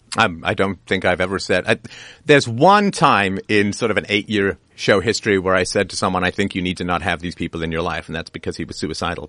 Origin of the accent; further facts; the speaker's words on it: Canada; I'm Canadian